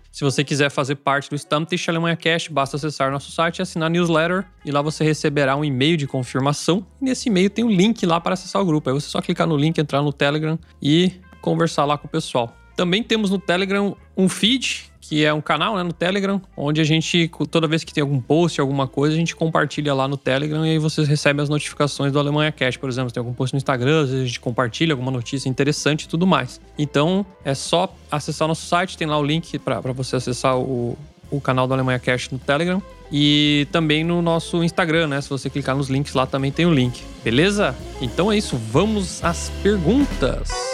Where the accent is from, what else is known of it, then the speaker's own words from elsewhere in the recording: Brazil; now in Germany; A gente, como brasileiro